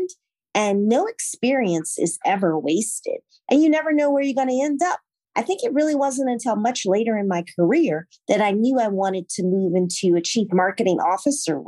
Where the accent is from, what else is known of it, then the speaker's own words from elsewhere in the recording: Morganza, Louisiana, United States; moved away; I grew up in Pointe-Coupee Parish, very small town, went to Catholic school.